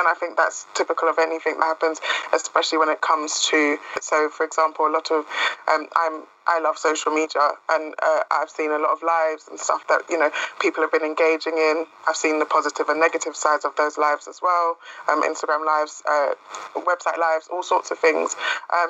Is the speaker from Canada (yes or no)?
no; London, United Kingdom; I'm from Brent. I've lived in Brent for the past 22 years.